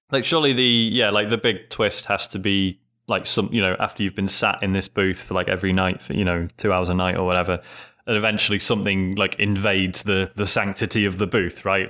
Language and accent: English; United Kingdom; being British